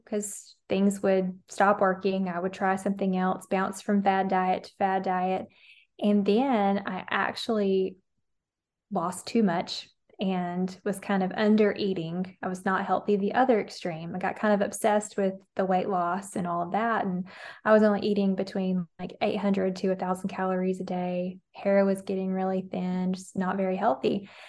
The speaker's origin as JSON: {"language": "English", "region": "Alabama", "country": "United States", "said": "I'm from Alabama, and I didn't have healthy habits growing up"}